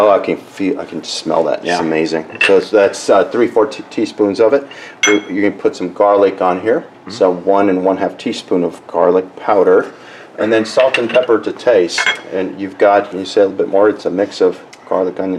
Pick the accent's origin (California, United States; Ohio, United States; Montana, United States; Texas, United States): Texas, United States; South Texas / Reynosa, United States; first language Spanish; English is a second language; moved away as an adult; also born or lived in McAllen, Texas; now in Milwaukee, United States; I was born in in McAllen, Texas, mm-hmm. but we lived in Reynosa